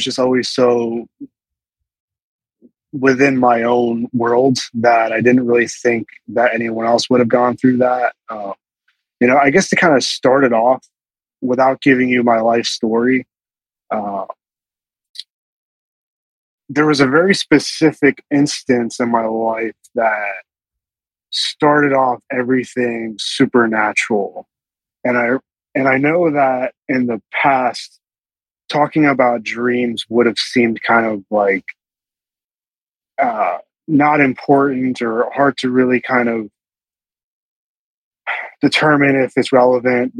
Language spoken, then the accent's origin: English; Bucks County, Pennsylvania, United States; I'm from the Bucks County, you know, a little bit further off in Philly